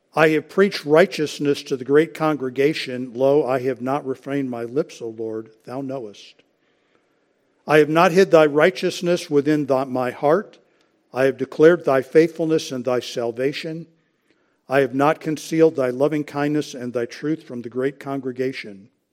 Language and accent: English; United States; as American Christians